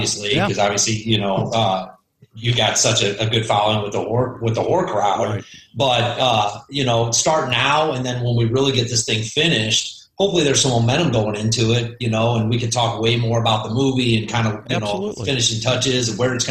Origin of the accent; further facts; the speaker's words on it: Imperial, Missouri, United States; That's where I grew up, in Imperial